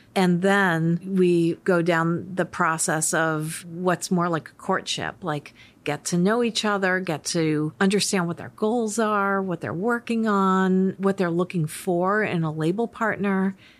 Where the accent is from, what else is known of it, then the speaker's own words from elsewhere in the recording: Worcester, Massachusetts, United States; So I grew up in Worcester, Massachusetts, and I grew up in an Irish Catholic family.